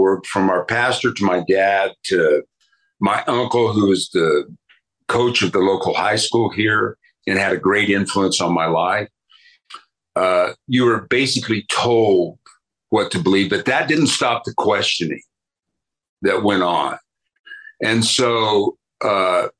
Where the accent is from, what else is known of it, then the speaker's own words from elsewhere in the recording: Grand Junction, Colorado, United States; I was born here in Grand Junction, which is a small town on the western slope